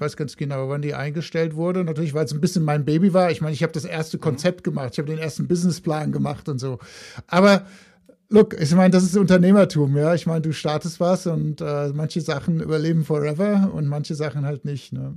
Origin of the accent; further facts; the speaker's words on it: Frankfurt, Hesse, Germany; accent: Hessian, northern; moved away as an adult; also born or lived in Heidelberg / Hamburg / Paris / United States; now in Mountain View, United States; ich bin mal in Heidelberg geboren, habe dann auch in, in der Frankfurter Gegend Abitur gemacht